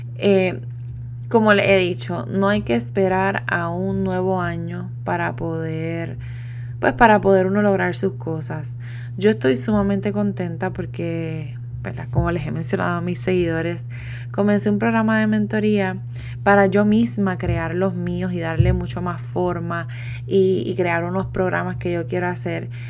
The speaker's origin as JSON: {"language": "Spanish", "country": "Puerto Rico", "also_born_or_lived": "Italy", "moved": "as an adult", "said": "me fui de Puerto Rico"}